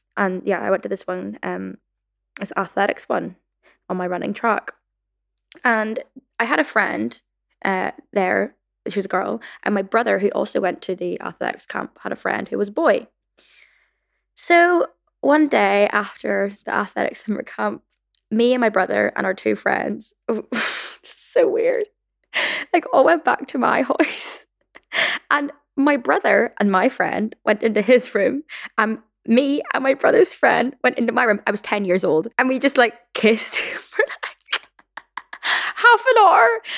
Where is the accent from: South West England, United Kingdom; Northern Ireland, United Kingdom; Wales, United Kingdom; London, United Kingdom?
Northern Ireland, United Kingdom; growing up in Northern Ireland slash my childhood experiences